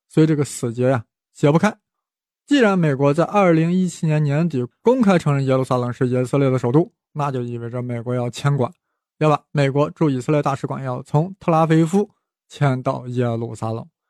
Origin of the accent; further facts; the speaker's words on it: China; 我们中国人